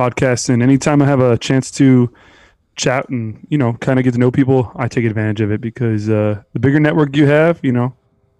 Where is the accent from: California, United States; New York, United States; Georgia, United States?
New York, United States; Buffalo; moved away as an adult; also born or lived in Hudson Valley, New York; now in El Paso, United States; I was born and raised actually in outside of Buffalo